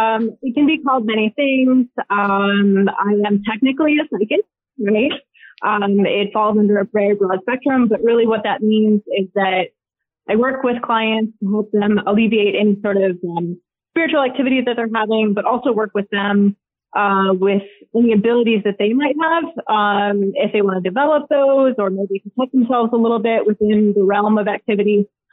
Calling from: Charlotte, North Carolina, United States; I am currently in Charlotte, North Carolina.

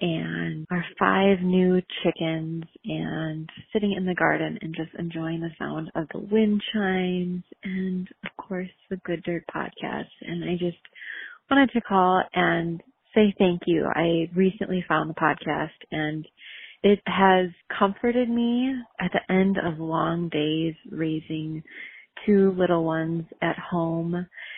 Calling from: Southeast Wisconsin, United States; I am calling from Southeast Wisconsin

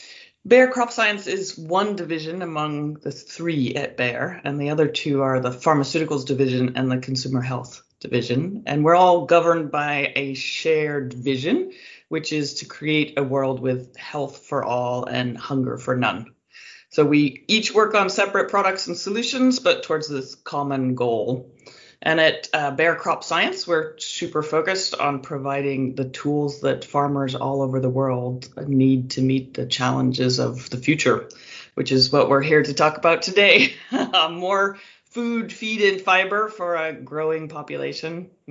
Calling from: California, United States; I'm calling in from California.

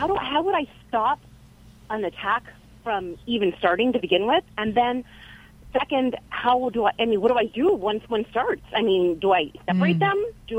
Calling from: Biola, California, United States; also born or lived in Fresno, California; I'm calling from Biola, California.

